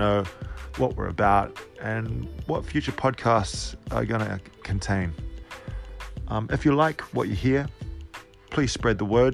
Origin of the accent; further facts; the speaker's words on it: Cook Islands; I was raised in Polynesia, in the Cook Islands to be exact